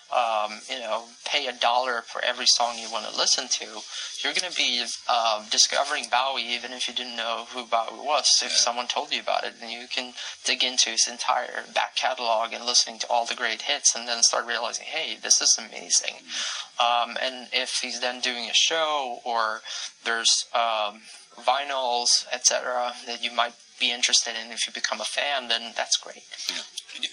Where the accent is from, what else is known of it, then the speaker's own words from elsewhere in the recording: Sweden; my home country, Sweden